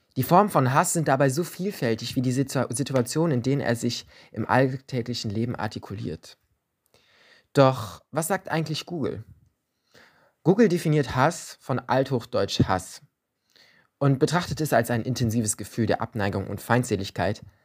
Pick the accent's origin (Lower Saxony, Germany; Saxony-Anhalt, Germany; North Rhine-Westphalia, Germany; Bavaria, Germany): North Rhine-Westphalia, Germany; Leverkusen; bei uns in Leverkusen